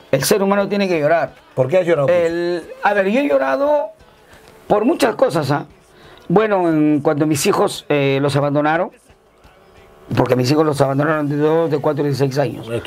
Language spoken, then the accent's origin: Spanish; Colombia; moved away; cuando nosotros llegamos de Colombia, a nosotros no nos decían que vienen los cachai vienen los hermanos, los colombianos, decían